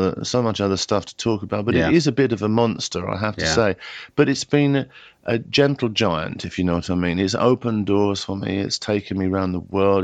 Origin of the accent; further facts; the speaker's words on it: England, United Kingdom; I'm British first and English next.